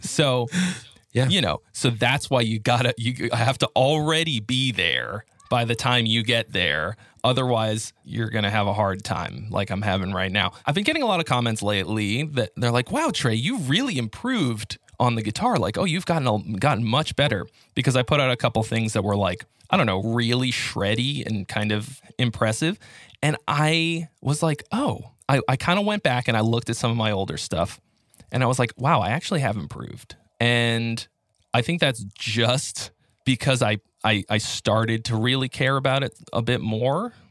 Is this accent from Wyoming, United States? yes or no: no; Boston, Massachusetts, United States; moved away as an adult; now in California, United States; I'm originally from Boston